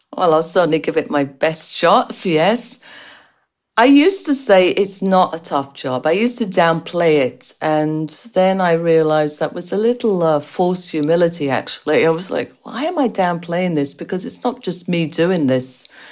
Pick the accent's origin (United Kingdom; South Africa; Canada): United Kingdom; England; accent: strange accent; moved away; also born or lived in United States; as you can tell from the strange accent, I was born and raised in England with Irish parents